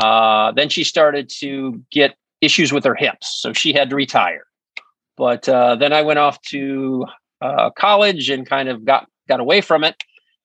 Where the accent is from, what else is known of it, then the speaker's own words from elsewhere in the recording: Alta, Iowa, United States; moved away as an adult; now in Chicago, United States; I'm originally from Northwest Iowa, a little small town called Alta, A-L-T-A is spelled. It's such a small town, there's no stoplight. Nowadays, there's no grocery store. It's only about 1,700 people, so very, very small rural Iowa.